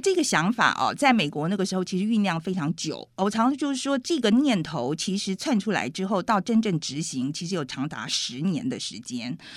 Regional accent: Taiwan; moved away as an adult; also born or lived in New York, United States / Santa Fe, United States; 我是台湾人啊对，对。对，我是亚洲长大的台湾嗯人，然后我在美国是生活了很久，我们认识的时候，我其实已经在美国生活十几年了

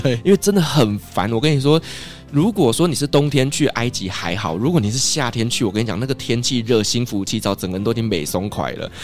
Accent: Taiwan; 我们台湾人

